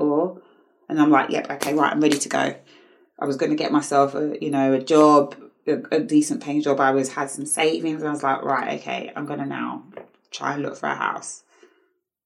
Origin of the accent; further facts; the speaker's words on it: United Kingdom; how I was brought up in the Western world